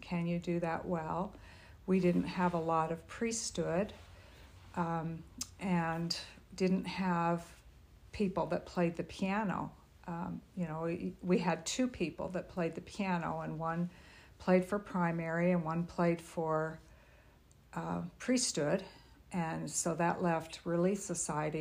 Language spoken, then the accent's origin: English; Salt Lake City, Utah, United States; also born or lived in Pennsylvania; now in Spokane, United States; I grew up in Salt Lake City, Utah.